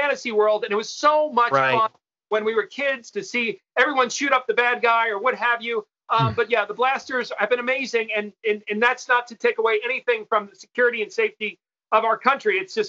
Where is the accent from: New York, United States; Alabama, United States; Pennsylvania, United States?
New York, United States; I grew up with the New York Mets. I'm from New York.